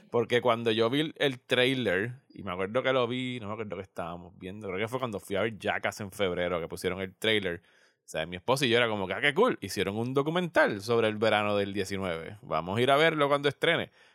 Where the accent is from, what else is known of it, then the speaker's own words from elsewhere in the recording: Puerto Rico; yo soy puertorriqueño, yo estaba aquí para María, yo pasé por todo eso